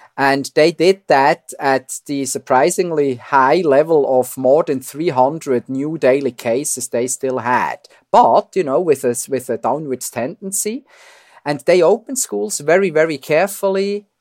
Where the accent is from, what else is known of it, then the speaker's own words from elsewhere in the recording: Switzerland; accent: Swiss; moved away as an adult; now in Toronto, Canada; I'm Swiss, as you hear from my accent